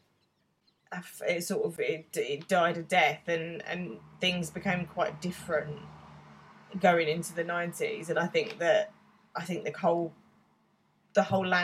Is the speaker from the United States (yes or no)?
no; United Kingdom; as a Brit